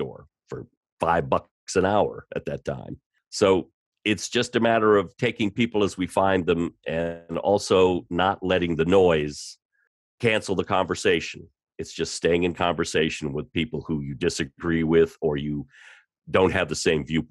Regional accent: Washington, District of Columbia, United States; I grew up in Washington, D.C., went to school there at George Washington

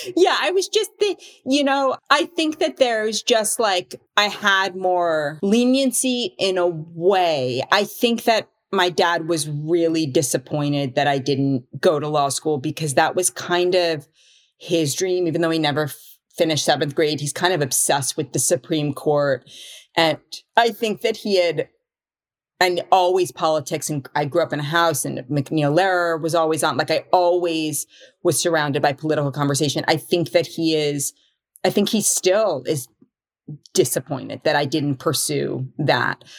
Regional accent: New York City, New York, United States; So I grew up in Manhattan. I grew up on the Upper East Side of Manhattan

